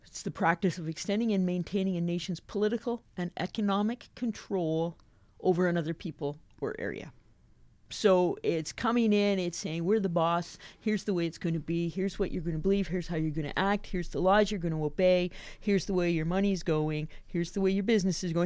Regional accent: Invermere, British Columbia, Canada; moved away as an adult; also born or lived in Surrey, British Columbia / West Africa; I grew up in the Alliance, Lee Quindamere Alliance Church in the little town of Invermere in southeast British Columbia.

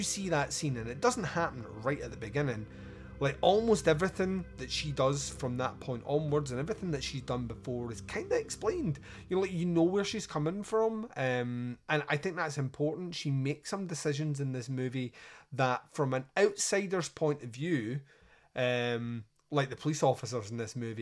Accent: Scotland, United Kingdom; I'm Scottish

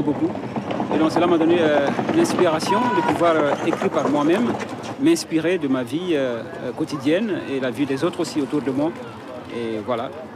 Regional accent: Mauritania; je viens de la Mauritanie

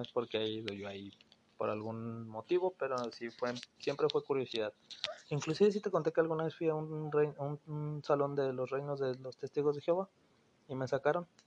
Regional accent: Mexico City, Mexico; moved away as an adult; now in Monterrey, Mexico; soy originario de la Ciudad de México. Actualmente llevo viviendo aquí ocho años.

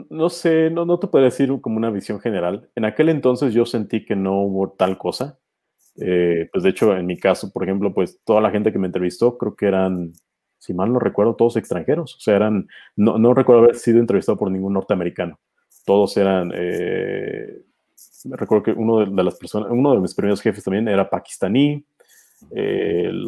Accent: Mexico; moved away; soy mexicano

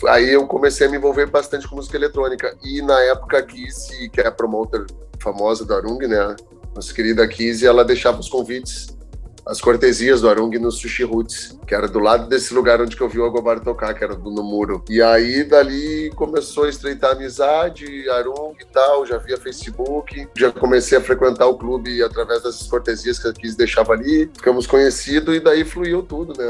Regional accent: Porto Alegre, Rio Grande do Sul, Brazil; now in Florianópolis, Brazil; Eu sou gaúcho, natural de Porto Alegre. Vim morar em Floripa por causa do surf

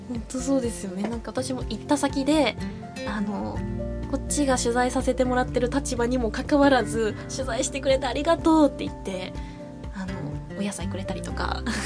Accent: Yaizu, Shizuoka, Japan; also born or lived in Tokyo; 私は焼津市出身

